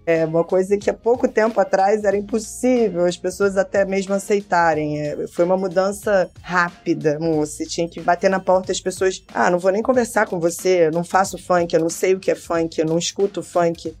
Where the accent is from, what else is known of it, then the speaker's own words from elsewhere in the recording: Rio de Janeiro, Brazil; Eu nasci na Tijuca. A Tijuca é rodeada de comunidades.